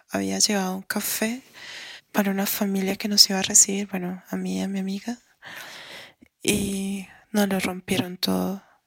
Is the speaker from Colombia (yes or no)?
yes; Colombia; soy colombiana